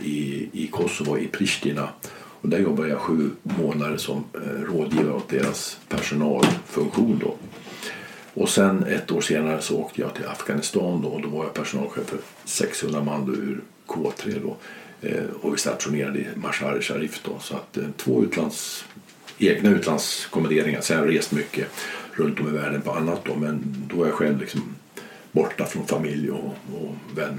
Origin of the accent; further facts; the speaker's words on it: Gävle, Gävleborg County, Sweden; moved away; also born or lived in Stockholm / Urshult; min hemstad Gävle